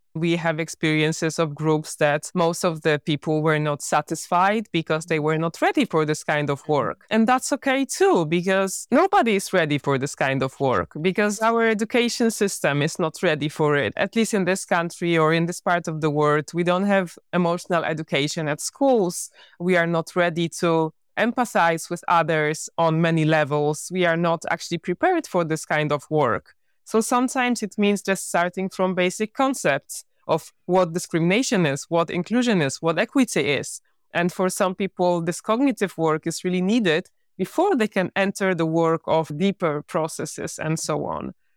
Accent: Poland; I was born in Poland.

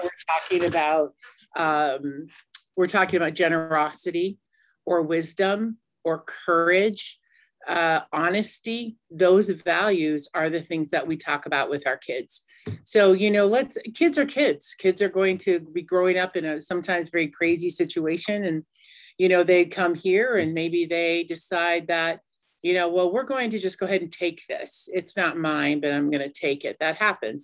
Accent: Cheyenne River Sioux Tribe, Cheyenne River Reservation, South Dakota, United States; I'm from the Mini Koju Lakota band of the Cheyenne River Sioux Tribe

